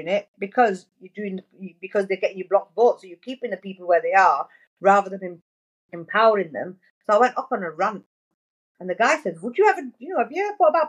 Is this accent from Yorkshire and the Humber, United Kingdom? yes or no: yes; Bradford, Yorkshire and the Humber, United Kingdom; But I'm from Bradford. Yeah. And I've lived in Bradford and I care about Bradford and it's my city